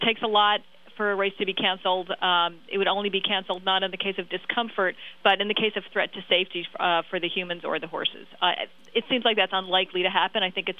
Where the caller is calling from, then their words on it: New York, United States; I'm actually watching from New York for this Kentucky Derby